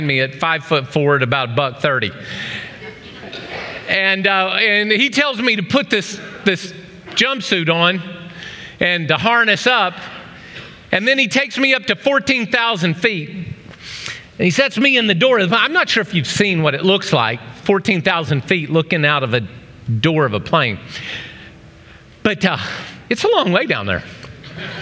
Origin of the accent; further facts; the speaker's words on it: Oklahoma, United States; now in Ohio, United States; A little kid growing up in Oklahoma